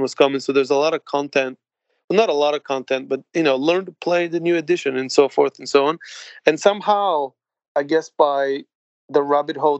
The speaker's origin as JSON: {"language": "English", "country": "Bulgaria", "tie": "born or raised there", "moved": "yes", "lives_now": "London, United Kingdom", "said": "I grew up in Bulgaria in the Eastern Bloc"}